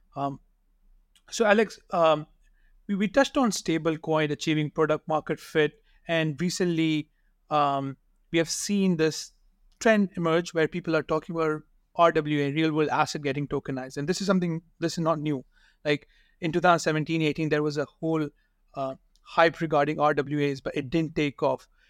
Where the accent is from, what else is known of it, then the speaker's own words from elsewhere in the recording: Pakistan; I'm from Pakistan